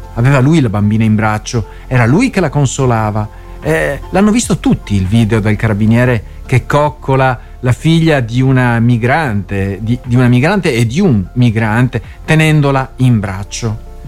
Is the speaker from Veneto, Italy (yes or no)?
yes; Veneto, Italy; accent: Venetian; la rubrica Parole al Vento dal Veneto. Si sente già il mio, il mio accento